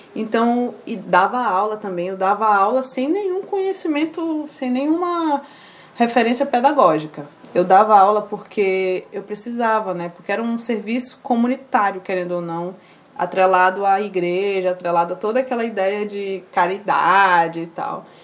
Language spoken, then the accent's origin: Portuguese; Manaus, Amazonas, Brazil; also born or lived in Maués / Nova Olinda do Norte; E aí eu nasci lá, só nasci lá mesmo, passei três meses, vim para Manaus. Com os meus 11 anos, minha família foi enviada para o município de Nova Olinda do Norte